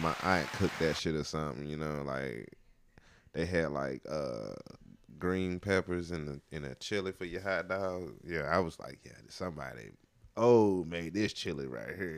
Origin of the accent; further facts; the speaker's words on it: High Point, North Carolina, United States; I'm from High Point